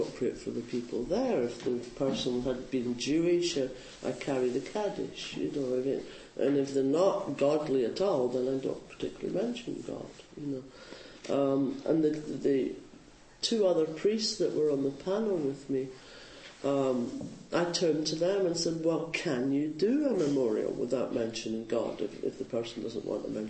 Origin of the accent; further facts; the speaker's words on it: Scotland, United Kingdom; now in Bay Area, United States; I'm Scottish